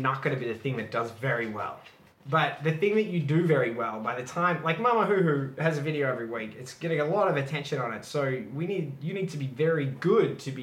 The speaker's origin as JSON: {"language": "English", "town": "Melbourne", "region": "Victoria", "country": "Australia", "moved": "as an adult", "lives_now": "Shanghai, China", "said": "I'm from Melbourne, which is really far away from everything"}